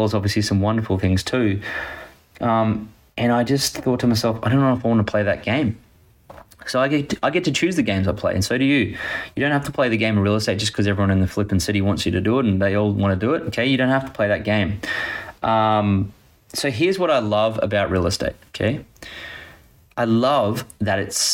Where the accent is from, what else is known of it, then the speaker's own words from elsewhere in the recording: Gold Coast, Queensland, Australia; I grew up on the Gold Coast, which is primarily real estate driven